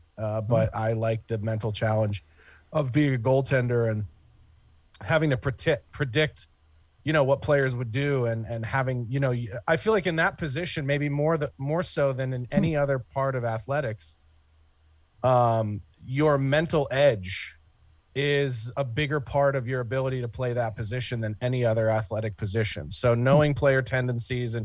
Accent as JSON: {"language": "English", "town": "Philadelphia", "region": "Pennsylvania", "country": "United States", "tie": "born or raised there", "said": "I grew up in Philadelphia. I was born just outside of Philadelphia"}